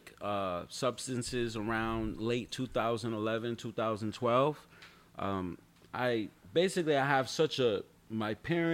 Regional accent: New Haven, Connecticut, United States; moved away as an adult; also born or lived in Florida / Bronx, New York; now in New York, United States; I was born in New Haven, Connecticut. I moved to Florida when I was 18, and I lived there until 2015

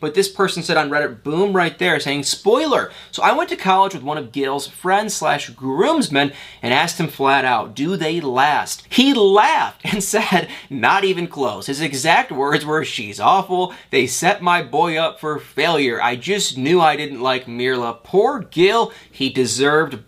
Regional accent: Kalamazoo, Michigan, United States; Kalamazoo, you know, my hometown, Michigan

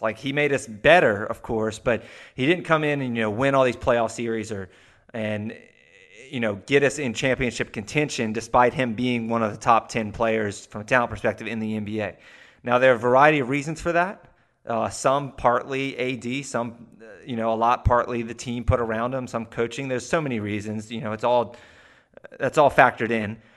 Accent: the South, United States; we're both from the South here

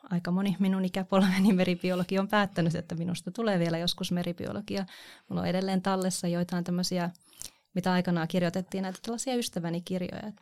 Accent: Kotka, Kymenlaakso, Finland; rakas kotikaupunkini. Siellä olen syntynyt ja siellä olen kasvanut.

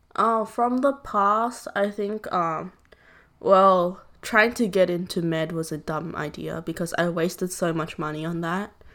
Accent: Southern Vietnam, Vietnam; moved away; I'm from the South

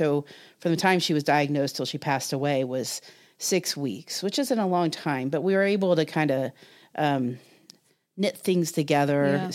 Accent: Ohio, United States; Eric had, it's funny, I grew up in Southern Ohio in the 70s, and we definitely had depression and mental health issues in our family

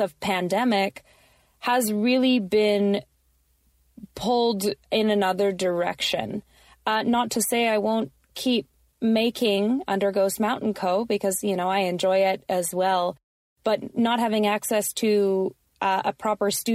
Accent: Canada; also born or lived in Victoria, British Columbia; I am a Canadian of Colombian and other assorted descent, living on unceded Lekwungen and Wasanich territory, also known as Victoria, BC

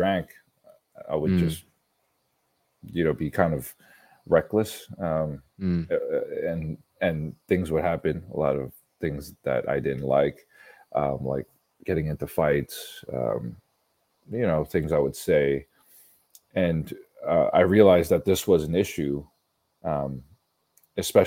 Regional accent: New York City, New York, United States; growing up in Brooklyn, New York

